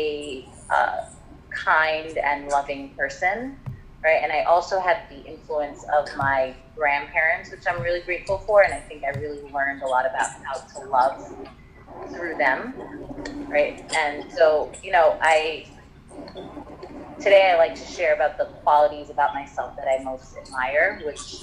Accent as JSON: {"language": "English", "town": "New York City", "region": "New York", "country": "United States", "tie": "born or raised there", "also_born_or_lived": "Trinidad", "said": "I was born and raised in New York City. I lived part of my childhood in Trinidad, where my mom's from"}